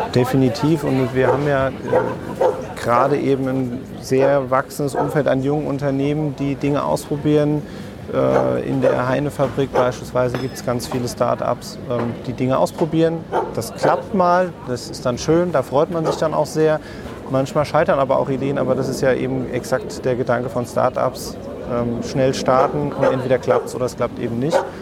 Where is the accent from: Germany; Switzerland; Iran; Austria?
Germany; Offenbach am Main, Hesse; Da ich gebürtiger Offenbacher bin